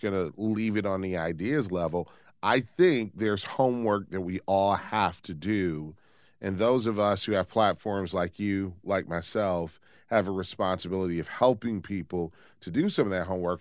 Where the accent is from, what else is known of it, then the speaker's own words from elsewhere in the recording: Detroit, Michigan, United States; I grew up in Detroit